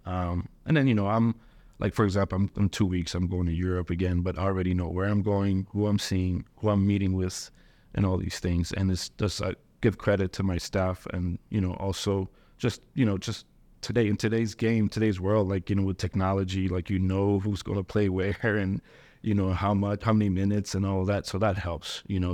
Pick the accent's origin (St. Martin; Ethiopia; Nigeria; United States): Ethiopia; moved away; I was born in Ethiopia